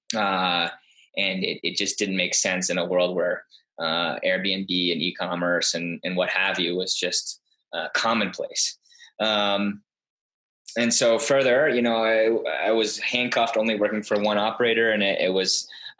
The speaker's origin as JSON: {"language": "English", "town": "Darien", "region": "Connecticut", "country": "United States", "tie": "born or raised there", "also_born_or_lived": "Tarrytown, New York", "said": "spent most of my life in Connecticut, in Darien, graduated from Darien High School in 2003."}